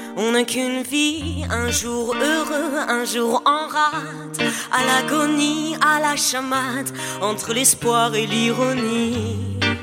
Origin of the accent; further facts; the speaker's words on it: Paris, Île-de-France, France; je viens d'un peu de loin, je viens de, de Paris.